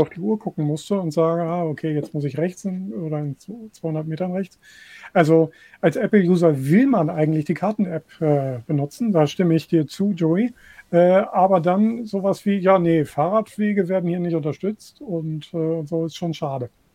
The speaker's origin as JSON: {"language": "German", "town": "Hanover", "region": "Lower Saxony", "country": "Germany", "tie": "born or raised there", "said": "in meiner Heimatstadt Hannover hier"}